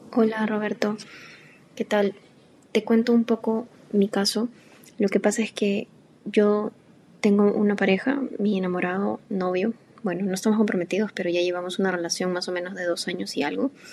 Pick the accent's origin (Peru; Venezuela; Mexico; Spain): Peru; nosotros somos de Perú